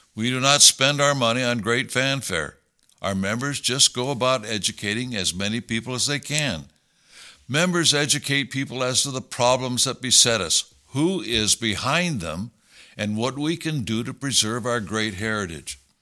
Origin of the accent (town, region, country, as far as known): United States